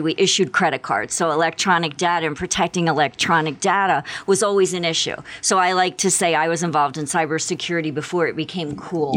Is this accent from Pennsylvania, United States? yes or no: yes; Philadelphia, Pennsylvania, United States; moved away as an adult; now in Tucson, United States; I grew up in the Philadelphia area